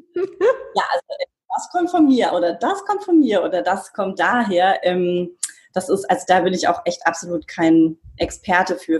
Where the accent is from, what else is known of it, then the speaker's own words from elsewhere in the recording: Bavaria, Germany; moved away; ich bin in Bayern aufgewachsen, also wirklich sehr konservativ.